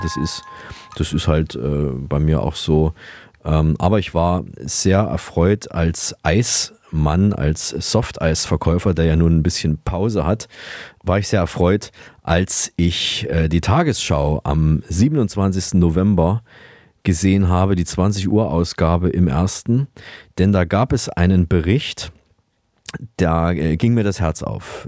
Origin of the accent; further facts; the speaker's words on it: Vienna, Austria; bei uns in Wern